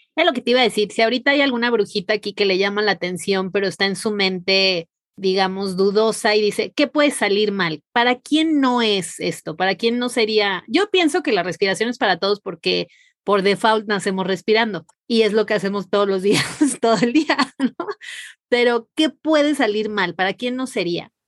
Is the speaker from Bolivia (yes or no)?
no; Mazatlán, Sinaloa, Mexico; yo soy de Mazatlán